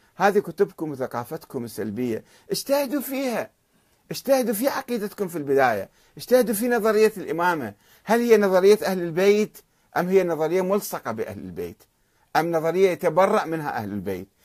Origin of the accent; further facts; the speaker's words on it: Iraq; عندنا بالعراق